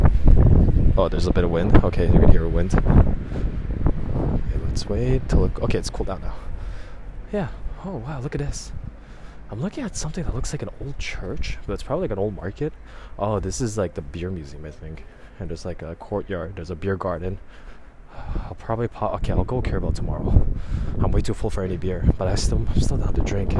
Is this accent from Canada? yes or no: yes; Montreal, Quebec, Canada; we're from Montreal.